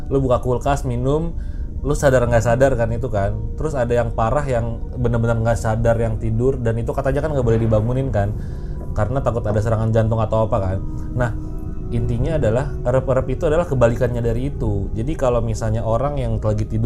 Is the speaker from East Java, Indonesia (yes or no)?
no; Garut, West Java, Indonesia; gue pernah ngalamin sekali itu di kampung gue ya, di Garut padahal lagi lebaran